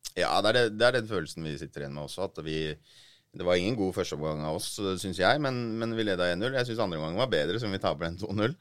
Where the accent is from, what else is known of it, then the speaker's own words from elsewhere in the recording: Oslo, Norway; jeg er jo fra Groruddalen sjøl